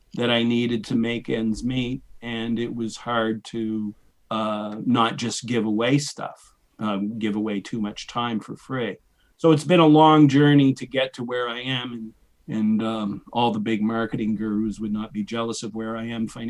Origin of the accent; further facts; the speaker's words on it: New Brunswick, Canada; moved away as an adult; also born or lived in Boston / Edinburgh, Scotland; I grew up in New Brunswick, Canada, which is north of Maine